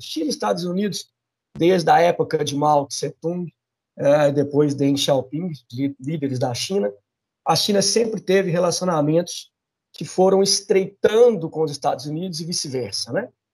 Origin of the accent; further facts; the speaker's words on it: Brazil; a gente pensando como brasileiro